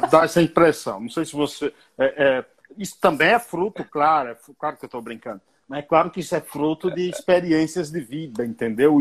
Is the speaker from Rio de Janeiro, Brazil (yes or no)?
no; Bahia, Brazil; now in São Paulo, Brazil; Eu sou baiano